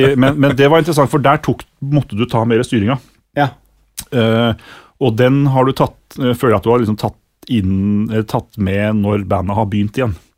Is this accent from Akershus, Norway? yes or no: no; Sandefjord, Vestfold, Norway; Sandefjord, der jeg er fra